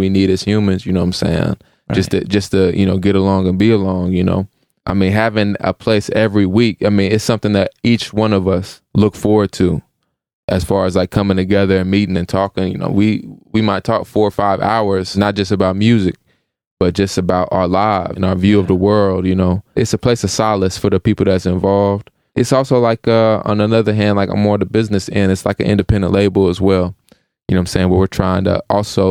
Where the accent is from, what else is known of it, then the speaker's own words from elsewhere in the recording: Evansville, Indiana, United States; moved away as an adult; we grew up in Evansville together